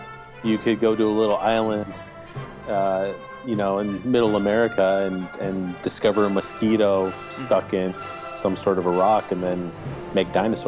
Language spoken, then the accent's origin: English; Illinois, United States; I grew up in Illinois.